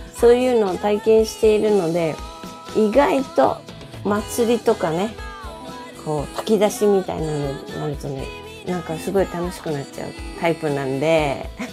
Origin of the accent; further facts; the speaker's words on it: Okayama, Japan; 私、あの、出身が岡山